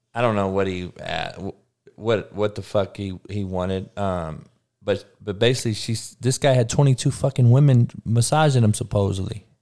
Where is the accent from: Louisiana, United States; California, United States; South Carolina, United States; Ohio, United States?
California, United States; Compton; growing up in Compton, Looters Park to be exact